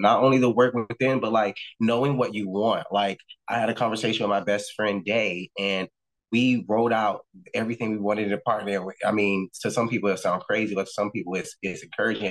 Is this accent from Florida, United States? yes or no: yes; Miami, Florida, United States; moved away as an adult; also born or lived in New York; my hometown